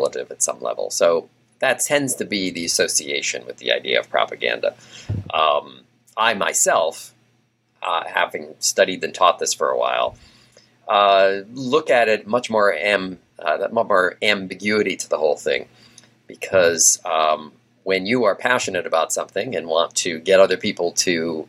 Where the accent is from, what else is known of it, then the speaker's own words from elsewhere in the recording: Massachusetts, United States; also born or lived in Louisiana / Portland / Pittsburgh; now in Texas, United States; although I was not a native of Texas, I'm from Massachusetts